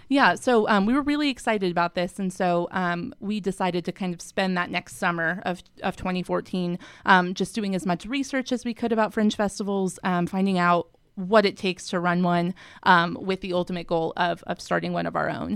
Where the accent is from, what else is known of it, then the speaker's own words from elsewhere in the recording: Colorado, United States; moved away as an adult; now in Salt Lake City, United States; I am from Colorado originally. I moved out to Salt Lake in two thousand eleven to attend Westminster